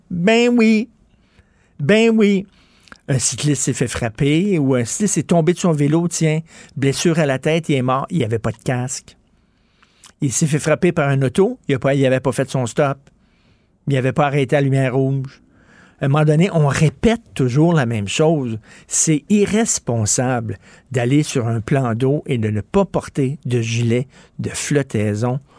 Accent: Quebec, Canada; Moi, je suis un Canadien québécois. Un Français canadien français.

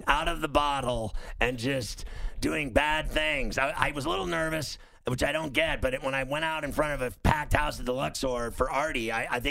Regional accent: Pittsburgh, Pennsylvania, United States; I'm from Pittsburgh.

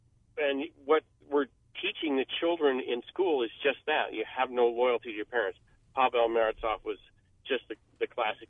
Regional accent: Portland, Oregon, United States; protesters in Portland, my hometown

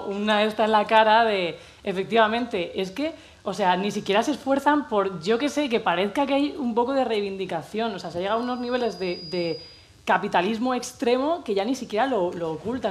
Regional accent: Cartagena, Region of Murcia, Spain; moved away as an adult; now in Madrid, Spain; nací en Cartagena, Murcia, a los 18 me vine aquí

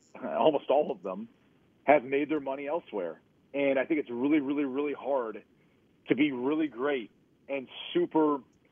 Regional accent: Columbus, Ohio, United States; growing up in Columbus, Ohio

